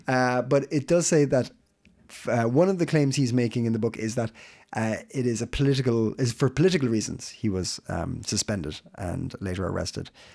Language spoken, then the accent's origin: English; Ireland; now in Denmark; I'm Irish